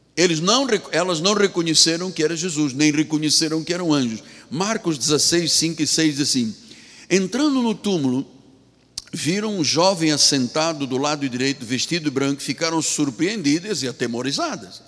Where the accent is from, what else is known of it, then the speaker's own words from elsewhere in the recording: Angola; moved away as an adult; also born or lived in Portugal; eu sou angolano, sou africano.